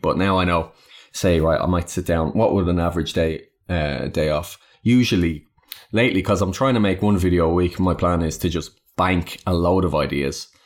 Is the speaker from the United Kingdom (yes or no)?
no; Ireland; I am Irish